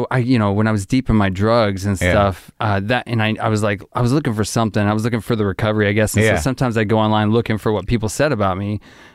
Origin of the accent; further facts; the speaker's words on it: Arkansas, United States; I grew up in Arkansas.